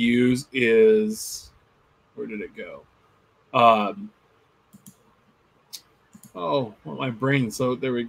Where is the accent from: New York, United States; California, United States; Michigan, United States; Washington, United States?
California, United States; Sacramento; I was from Sacramento